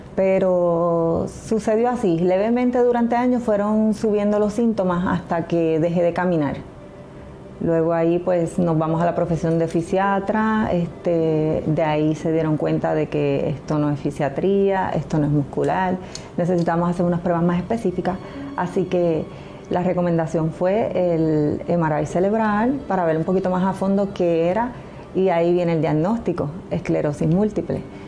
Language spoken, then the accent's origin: Spanish; Bayamón, Puerto Rico; mi ciudad natal es Bayamón, siempre he vivido en Bayamón